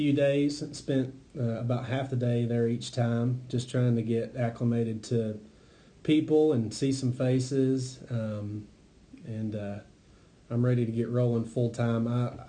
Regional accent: Waynesville, North Carolina, United States; moved away as an adult; also born or lived in Carteret County, North Carolina; I'm extremely local. I was raised in Maggie and then Bethel and Waynesville. I went to Jonathan Valley Elementary through Waynesville Middle School and then graduated from Tuscola High School in 2004.

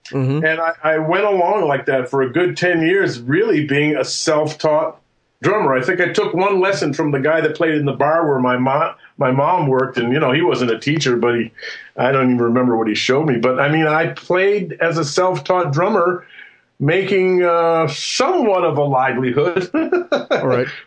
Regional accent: Western Massachusetts, United States; I'm from Western Massachusetts, and I'm a child of the 60s

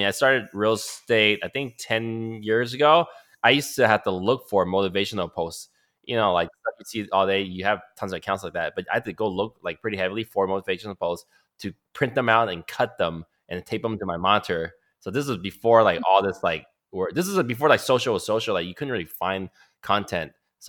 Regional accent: Canada; now in United States; Because I'm Canadian, I was planning to do it all at one time, taking tests for citizenship

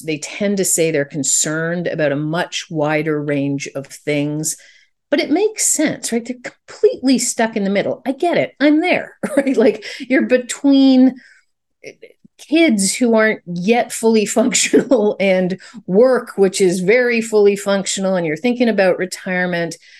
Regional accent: Canada; I'm Canadian

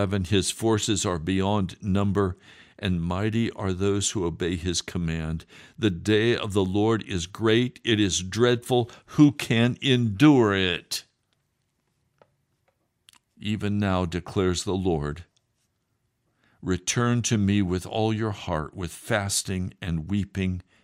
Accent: Denver, Colorado, United States; Colorado is my home state. I was born in Denver

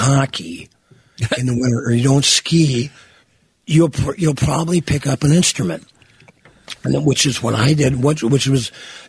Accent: Virginia, Minnesota, United States; moved away; The main street of Virginia, my hometown, 1976, there were 16,000 people that lived in town

